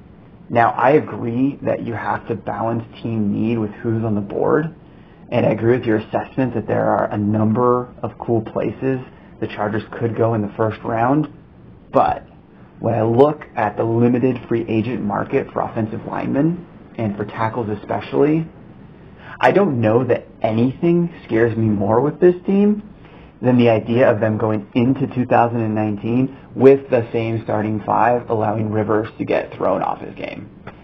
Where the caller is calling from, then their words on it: Washington, District of Columbia, United States; I am calling in from Washington, D.C.